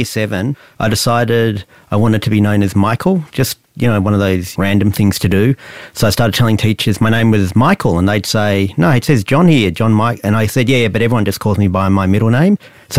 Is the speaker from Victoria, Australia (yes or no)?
yes; Balwyn North, Victoria, Australia; In North Baldwin in Victoria.